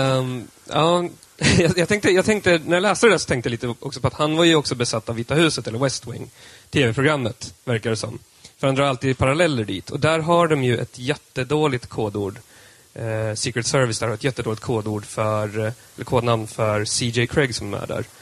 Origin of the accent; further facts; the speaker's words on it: Södermanland, Sweden; jag är sörmlänning